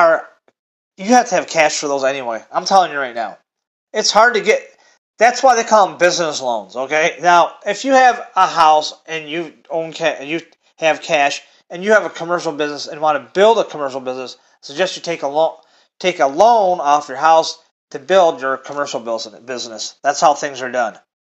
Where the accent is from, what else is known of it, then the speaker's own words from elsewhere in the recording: Michigan, United States; I'm from Michigan.